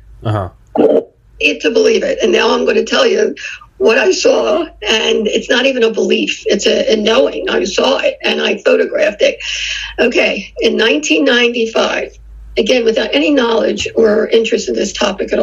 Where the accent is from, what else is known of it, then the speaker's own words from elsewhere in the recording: Philadelphia, Pennsylvania, United States; now in Phoenix, United States; We're from Philadelphia originally